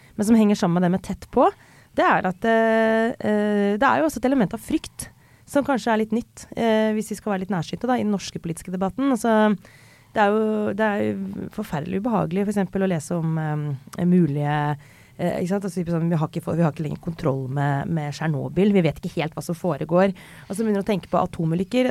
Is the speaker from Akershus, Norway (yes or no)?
yes; Skjetten, Akershus, Norway; now in Oslo, Norway; jeg kom fra Skjetten. Nå kommer jeg fra Oslo